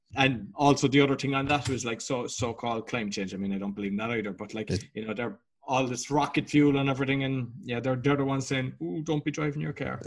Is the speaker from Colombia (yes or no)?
no; Ireland; being Irish